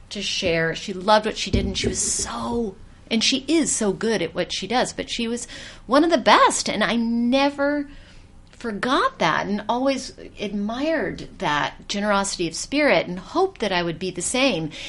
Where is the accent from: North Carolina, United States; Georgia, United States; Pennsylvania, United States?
Georgia, United States; now in New York City, United States; I grew up in Georgia